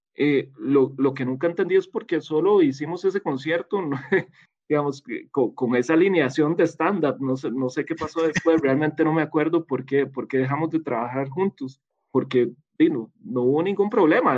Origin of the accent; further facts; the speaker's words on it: Montelimar, San José, Costa Rica; yo crecí en Montelimar